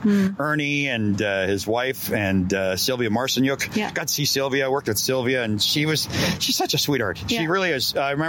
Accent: Saskatchewan, Canada; also born or lived in Dauphin, Manitoba; now in Merritt, Canada; You know, V was a W and W was a V growing up in Saskatchewan.

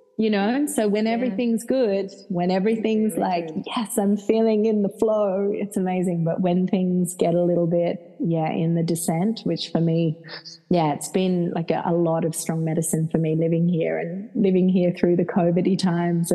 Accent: Perth, Western Australia, Australia; accent: Australian; now in Ibiza, Spain; you'll hear I'm very Australian. I'm from Perth

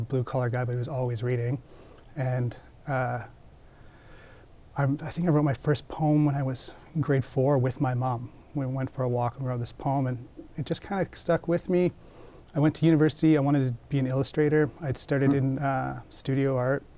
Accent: Comox Valley, Vancouver Island, British Columbia, Canada; I grew up in the Comox Valley on Vancouver Island

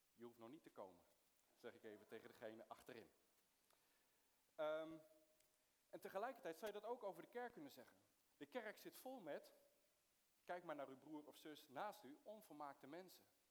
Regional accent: Soest, Utrecht, Netherlands; also born or lived in Middle East; ik ben geboren in het Midden-Oosten, maar ik ben opgegroeid in, in Soest

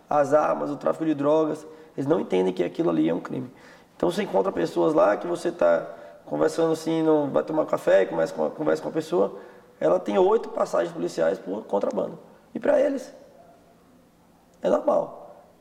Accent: Salvador, Bahia, Brazil; Vim de Salvador. É, bem longe daqui, que uma cultura completamente diferente.

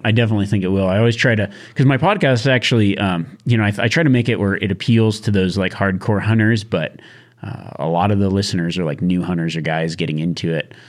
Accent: Nevada, United States; growing up in Nevada

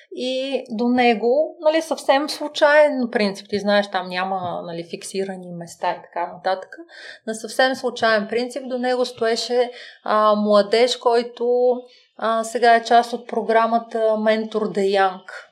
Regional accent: Bulgaria; аз съм от България, кариерен консултант

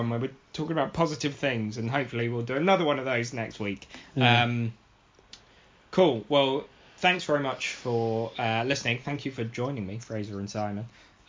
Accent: Oxford, South East England, United Kingdom; also born or lived in High Wycombe; I was born and brought up in Oxford, which is why I'm an Oxford fan

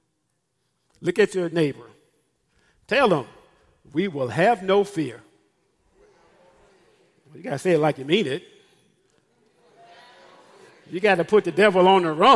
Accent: Memphis, Tennessee, United States; I'm from Memphis, Tennessee

